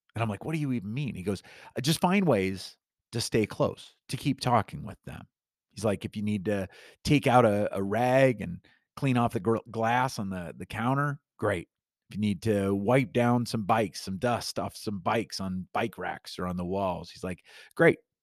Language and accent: English; Newton, Iowa, United States; when I was growing up in, uh, my little hometown of Newton, Iowa